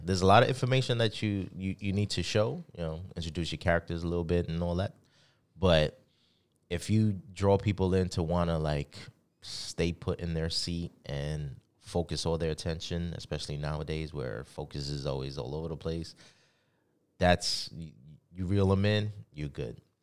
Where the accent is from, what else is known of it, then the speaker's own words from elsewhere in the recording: New York City, New York, United States; growing up in the Bronx